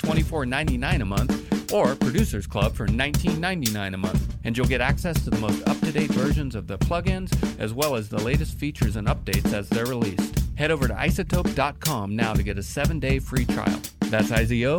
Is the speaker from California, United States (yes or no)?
yes; Northern California, United States; now in Pacific Northwest, United States; I grew up in Northern California